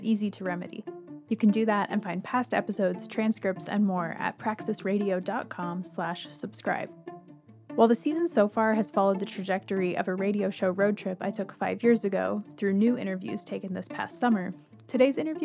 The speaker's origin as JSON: {"language": "English", "region": "Washington", "country": "United States", "tie": "born or raised there", "said": "my home state of Washington"}